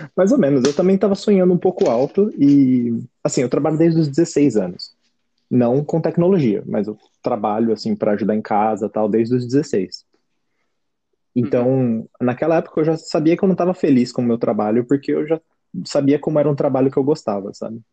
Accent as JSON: {"language": "Portuguese", "town": "Jundiaí", "region": "São Paulo", "country": "Brazil", "tie": "born or raised there", "said": "de Jundiaí, minha cidade natal, onde eu estava nessa época"}